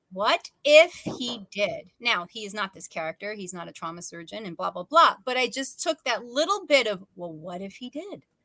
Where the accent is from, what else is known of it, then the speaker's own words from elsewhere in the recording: New York, United States; as a New Yorker